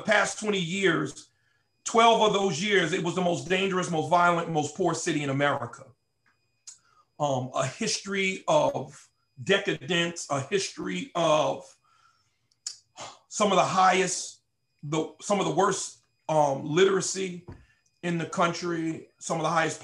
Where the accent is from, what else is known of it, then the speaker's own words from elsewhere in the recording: Paterson, New Jersey, United States; also born or lived in Camden, New Jersey; I'm from Patterson